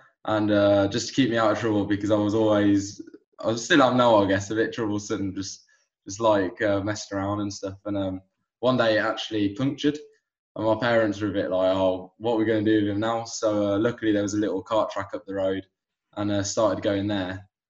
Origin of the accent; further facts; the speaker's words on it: England, United Kingdom; So I've got a dual nationality. My I was born and raised here in England, but my mother is originally from Barcelona in Spain.